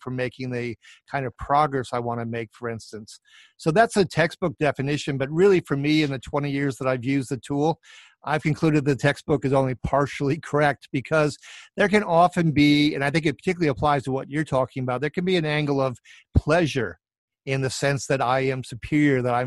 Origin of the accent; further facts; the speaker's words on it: Minneapolis, Minnesota, United States; my hometown of Minneapolis, St. Paul